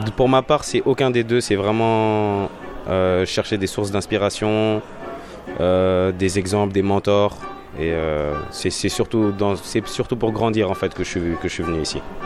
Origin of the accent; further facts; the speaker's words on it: France; moved away as an adult; now in Toronto, Canada; en tant que Français